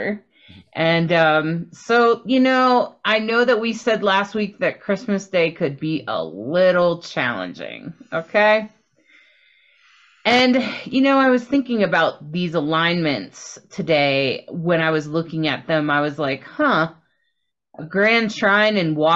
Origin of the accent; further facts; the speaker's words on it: Delaware, United States; I grew up in Delaware